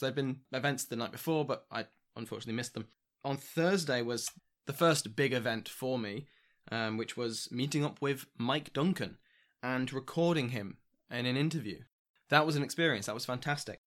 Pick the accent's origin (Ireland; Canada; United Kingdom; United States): United Kingdom; I'm British